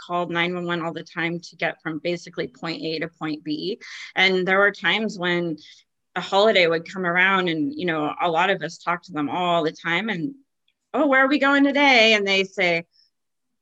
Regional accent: East Bay, San Francisco Bay Area, California, United States; moved away as an adult; also born or lived in Martinez, California; now in Battle Ground, United States; I grew up in the East Bay, just kind of east of San Francisco on the other side of Oakland. I was born in Martinez and Bay Area resident until about 3

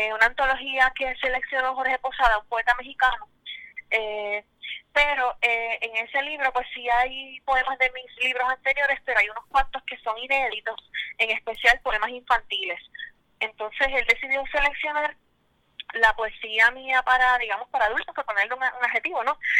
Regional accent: San Sebastián, Puerto Rico; first language Spanish; also born or lived in New Jersey; now in Bayamón, Puerto Rico; Soy de San Sebastián del Pepino, pero vivo en Bayamo, Costa

